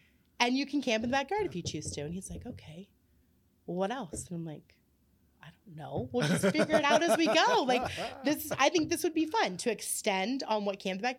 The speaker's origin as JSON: {"language": "English", "town": "Columbus", "region": "Ohio", "country": "United States", "moved": "as an adult", "lives_now": "Uhrichsville, United States", "said": "I'm from Columbus, Ohio."}